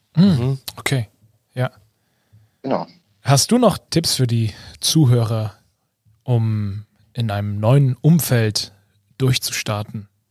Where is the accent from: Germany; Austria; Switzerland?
Germany; Leipzig, Saxony; moved away as an adult; now in Munich, Germany; ich komme ursprünglich aus Leipzig und bin auch für den Job nach München gezogen